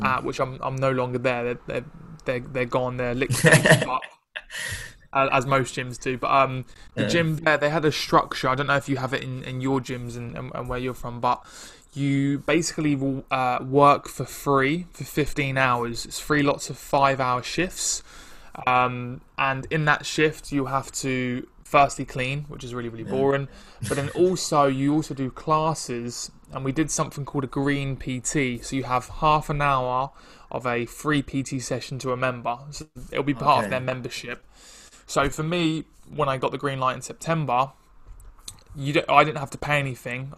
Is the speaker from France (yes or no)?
no; Ipswich, East of England, United Kingdom; moved away as an adult; also born or lived in London; now in Chelmsford, United Kingdom; I'm from Ipswich, which is it's kind of close. So I'm from Ipswich